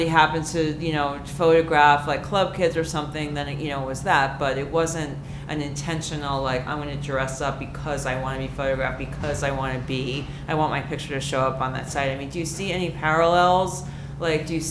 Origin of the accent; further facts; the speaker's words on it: New York City, New York, United States; I grew up in New York in the 80s